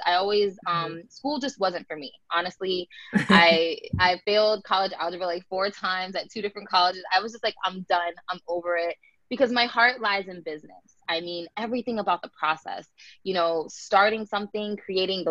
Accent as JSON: {"language": "English", "town": "Tampa", "region": "Florida", "country": "United States", "tie": "born or raised there", "also_born_or_lived": "New Jersey", "said": "I grew up in New Jersey, and I moved to Florida when I was about 6 years old."}